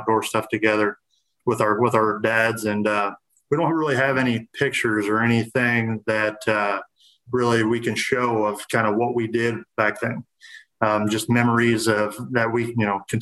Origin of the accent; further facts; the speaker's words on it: Central Illinois, United States; I'm from Central Illinois